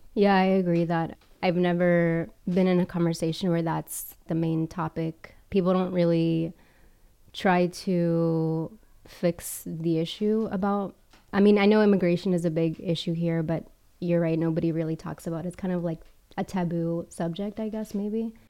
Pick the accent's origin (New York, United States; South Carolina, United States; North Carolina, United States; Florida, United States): South Carolina, United States; Charleston; moved away as an adult; also born or lived in Miami, United States / El Salvador (parents); now in Rome, Italy; I grew up in Charleston and I'm in Italy now